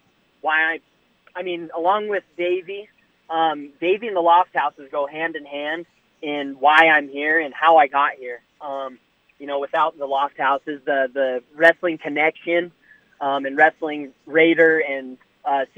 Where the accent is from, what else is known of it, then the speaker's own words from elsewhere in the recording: Roseburg, Oregon, United States; moved away as an adult; So I grew up in Roseburg, Oregon. It's southwestern Oregon